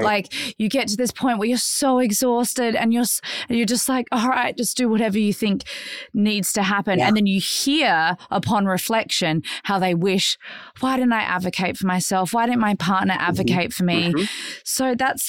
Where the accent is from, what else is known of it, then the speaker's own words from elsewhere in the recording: Australia; I'm Aussie, yeah.